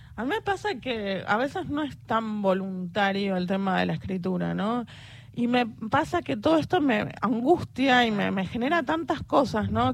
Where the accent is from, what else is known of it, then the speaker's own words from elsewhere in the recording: Buenos Aires Province, Argentina; Soy del conurbano, zona oeste